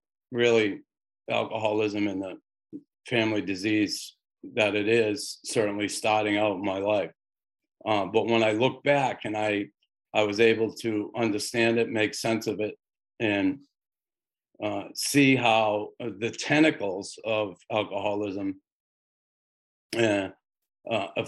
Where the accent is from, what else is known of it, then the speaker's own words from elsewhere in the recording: Boston, Massachusetts, United States; now in Montreal, Canada; I grew up in Boston in a predominantly Irish neighborhood